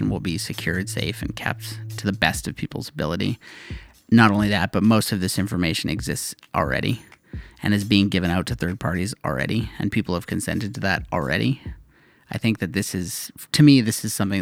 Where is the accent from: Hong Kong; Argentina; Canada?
Canada; being a Canadian